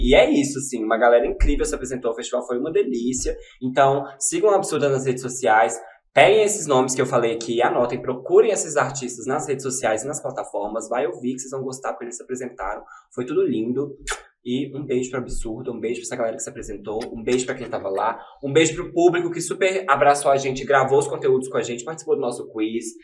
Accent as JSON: {"language": "Portuguese", "region": "Minas Gerais", "country": "Brazil", "accent": "mineiro", "said": "sotaque de mineiro"}